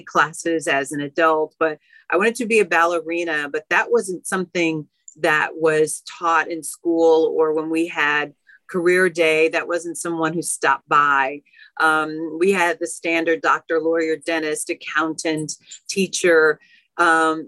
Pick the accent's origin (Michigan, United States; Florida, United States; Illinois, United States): Illinois, United States; Chicago; I'm born and raised on the south side of Chicago.